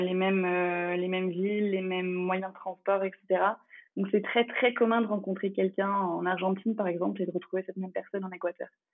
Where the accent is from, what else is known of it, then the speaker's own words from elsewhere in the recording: France; first language English; French is a second language; J'ai passé toute mon enfance en France et j'ai effectué toute ma scolarité, mais l'anglais était la langue principale parlée à la maison